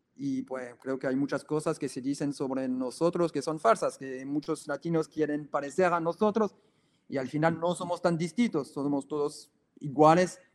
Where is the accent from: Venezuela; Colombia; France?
France; Spanish is a second language; moved away as an adult; also born or lived in Nicaragua / Ecuador; nosotros somos franceses